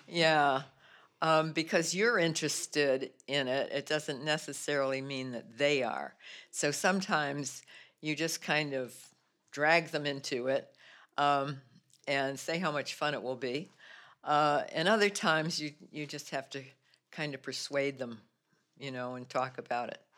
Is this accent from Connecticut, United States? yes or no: yes; New Britain, Connecticut, United States; moved away as an adult; now in Lowell, United States; I grew up actually in New Britain, Connecticut